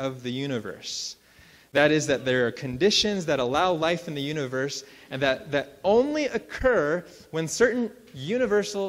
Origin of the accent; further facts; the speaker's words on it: Central Valley of California, United States; now in Colorado, United States; I grew up in the Central Valley of California